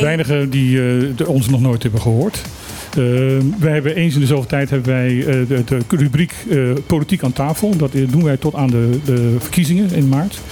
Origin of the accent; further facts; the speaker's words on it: Suriname; now in Bonaire; Ik heb mijn jeugd in Suriname gewoond.